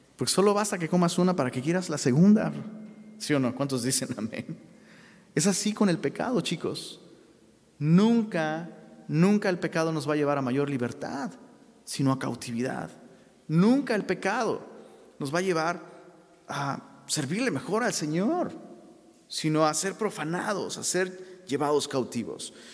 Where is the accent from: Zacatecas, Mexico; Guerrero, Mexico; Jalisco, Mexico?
Guerrero, Mexico; Taxco; moved away; allá en la ciudad de Tasco, de donde soy originario.